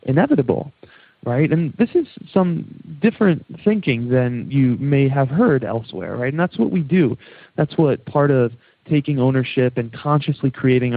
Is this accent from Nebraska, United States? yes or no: no; New York, United States; accent: New York; my New York accent kicking in there